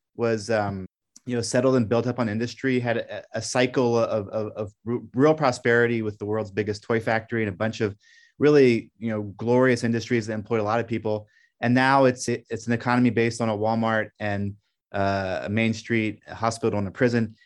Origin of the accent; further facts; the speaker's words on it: Brussels, Brussels-Capital Region, Belgium; moved away as an adult; now in Pittsburgh, United States; I grew up in Brussels speaking French, and America was like the ancestral homeland.